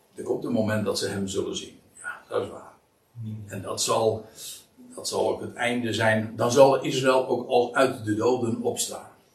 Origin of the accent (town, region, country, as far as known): Netherlands